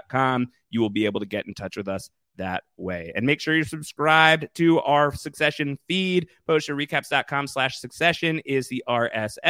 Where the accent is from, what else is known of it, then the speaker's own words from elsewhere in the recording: New York City, New York, United States; as a New Yorker